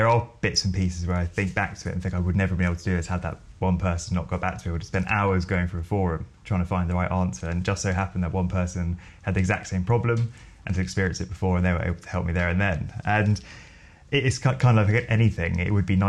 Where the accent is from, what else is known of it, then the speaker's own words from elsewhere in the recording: Bromley, London, United Kingdom; I grew up in Bromley. So for those of you who don't know Bromley, it's about 14 miles south of central London, and lived there all my life